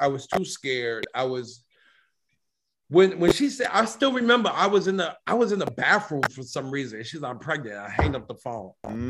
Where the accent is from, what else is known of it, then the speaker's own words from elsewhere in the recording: New York City, New York, United States; moved away as an adult; now in Memphis, United States; So I'm born and raised in Brooklyn, New York.